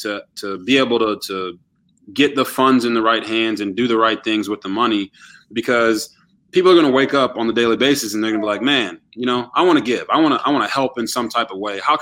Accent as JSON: {"language": "English", "region": "Texas", "country": "United States", "tie": "born or raised there", "also_born_or_lived": "Japan", "moved": "yes", "lives_now": "Baltimore, United States", "said": "I was born in Japan, actually, but I'm a Texas raised kid"}